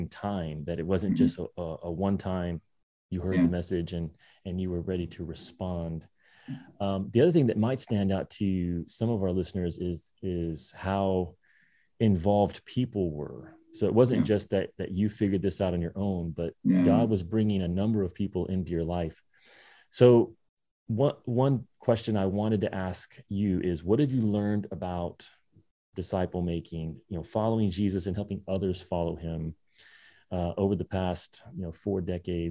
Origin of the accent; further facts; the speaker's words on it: Kentucky, United States; we kind of moved around when my dad was active duty, but most of my childhood was spent in Kentucky after he got out of the service.